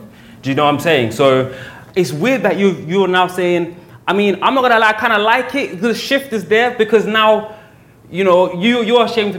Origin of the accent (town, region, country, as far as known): United Kingdom; born or raised there